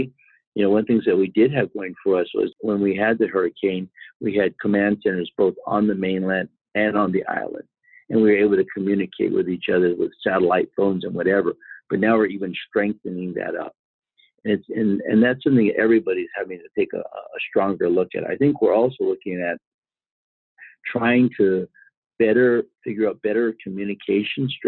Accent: California, United States; I'm from California

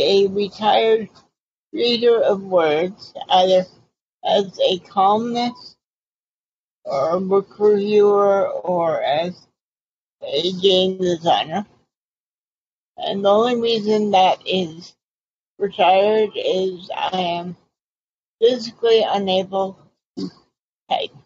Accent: Boston, Massachusetts, United States; moved away as an adult; also born or lived in Pennsylvania; now in California, United States; I'm originally from Boston and Cape Cod

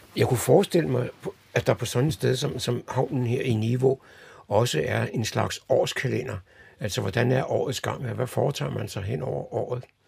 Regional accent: Copenhagen, Capital Region of Denmark, Denmark; Jeg er jo selv vokset op på, på Vesterbro i København

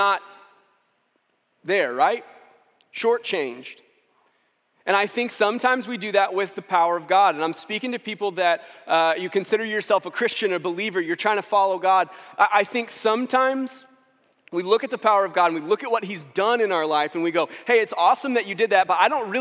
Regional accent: St. Louis, Missouri, United States; I'm from St. Louis, and I was 10 when the Rams won the Super Bowl in 1999

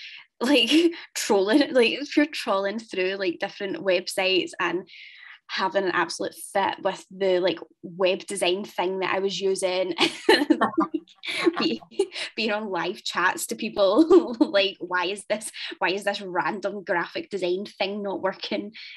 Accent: Ayr, Scotland, United Kingdom; I'm from Ayr

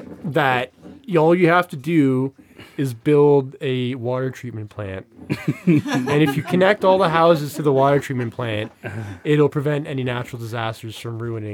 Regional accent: Laos; I'm from Laos. Population 4 million, landlocked country.

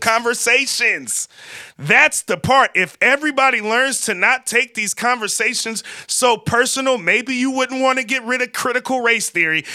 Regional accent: Vallejo, California, United States; I'm from Vallejo, California. I lived in every part of Vallejo, California, but I spent a significant amount of time being raised in the country club, Crest

